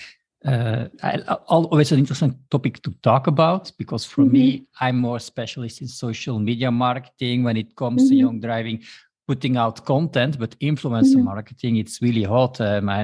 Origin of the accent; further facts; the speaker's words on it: Belgium; first language Dutch; English is a second language; I am from Belgium, and I'm not a natively English speaking